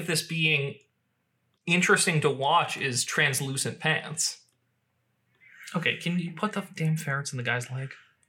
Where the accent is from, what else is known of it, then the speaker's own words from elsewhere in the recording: Northeast, United States; I grew up in the Northeast. I know all about squirrels.